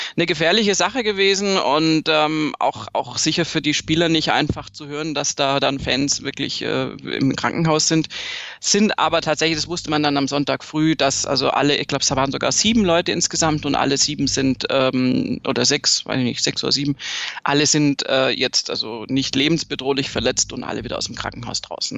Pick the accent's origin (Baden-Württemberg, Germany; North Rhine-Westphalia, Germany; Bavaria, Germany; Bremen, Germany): Baden-Württemberg, Germany; Swabia; ich bin Schwäbin